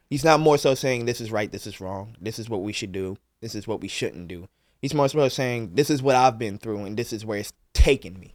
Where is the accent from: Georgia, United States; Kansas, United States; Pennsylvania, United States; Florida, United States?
Pennsylvania, United States; Philadelphia; me growing up in North Philly